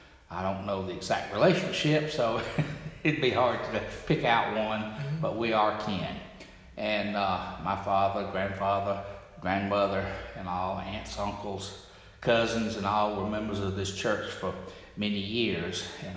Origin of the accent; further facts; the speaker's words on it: Lee, Chambers, and Tallapoosa counties, Alabama, United States; also born or lived in Opelika, Alabama; I was born in Opelika, but raised in Lee, Chambers, and Tallapoosa counties. And my father and grandfather and all were raised right here, born right outside of town.